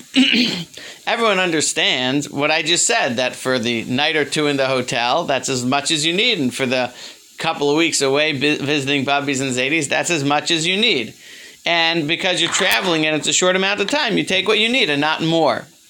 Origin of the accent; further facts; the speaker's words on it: Baltimore, Maryland, United States; When I was growing up, I grew up in Baltimore